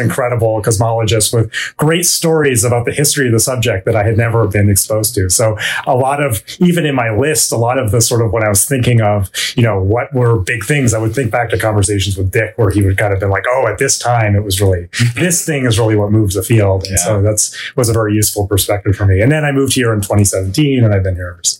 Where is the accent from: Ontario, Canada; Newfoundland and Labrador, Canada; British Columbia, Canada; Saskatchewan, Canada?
British Columbia, Canada; Vancouver; moved away; I grew up in uh, Vancouver, British Columbia, Canada.